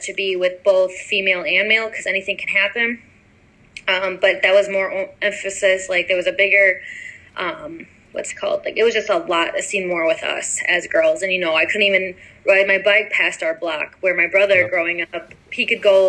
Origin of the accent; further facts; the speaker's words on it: United States; growing up in the American culture